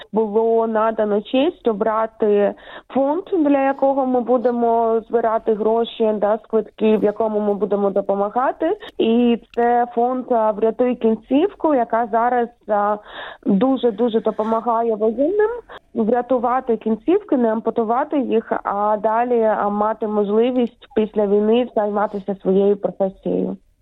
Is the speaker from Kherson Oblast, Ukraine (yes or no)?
yes; Kherson, Kherson Oblast, Ukraine; also born or lived in Kyiv; Я з України народилася я в Києві, але перші свої кроки зробила в місті Херсон